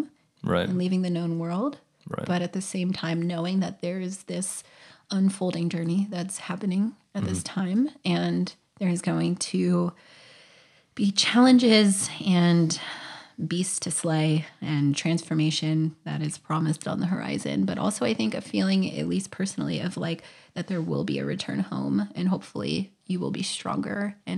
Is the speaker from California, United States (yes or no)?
yes; California, United States; And for us, we are from California, so we still have roots and community and friends.